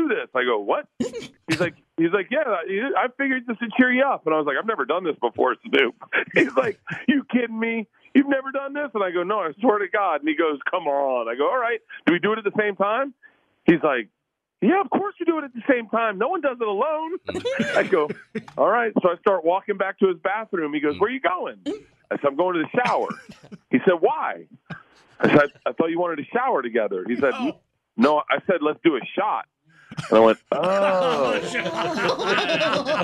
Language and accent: English; the South, United States; I grew up in the South